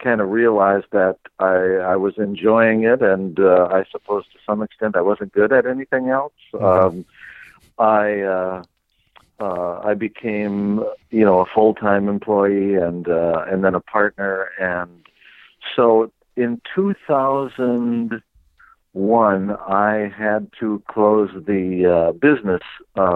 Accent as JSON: {"language": "English", "town": "Green Bay", "region": "Wisconsin", "country": "United States", "tie": "born or raised there", "lives_now": "Two Rivers, United States", "said": "I grew up in Green Bay, Wisconsin"}